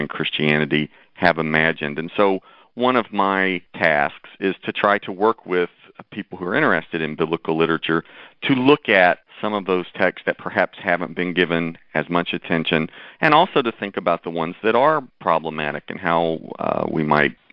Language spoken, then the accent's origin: English; Tennessee, United States; also born or lived in Nashville, Tennessee; now in Chicago, United States; I was born in Tennessee and lived there for a number of years